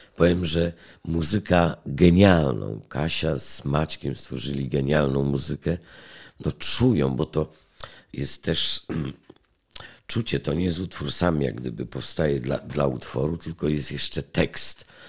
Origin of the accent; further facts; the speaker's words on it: Poland; Jestem stąd